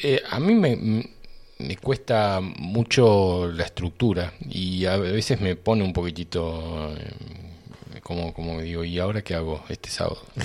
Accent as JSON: {"language": "Spanish", "town": "Boulogne Sur Mer", "region": "Buenos Aires Province", "country": "Argentina", "tie": "born or raised there", "also_born_or_lived": "Río Tercero, Córdoba, Argentina", "said": "yo tenía tres años y nos mudamos de Río Tercero a, a Boulogne, un barrio de San Isidro"}